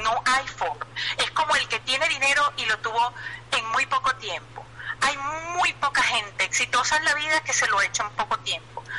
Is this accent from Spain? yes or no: no; Venezuela; moved away as an adult; como buena madre ciudadana venezolana